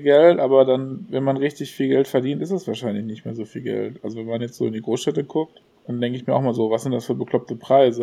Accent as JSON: {"language": "German", "town": "Gelsenkirchen", "region": "North Rhine-Westphalia", "country": "Germany", "said": "bei uns im Ruhrgebiet"}